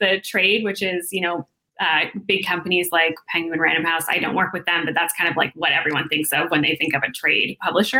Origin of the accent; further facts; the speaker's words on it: Toronto, Ontario, Canada; moved away as an adult; now in Vancouver, Canada; I'm from Toronto and I moved out to Vancouver 3 years ago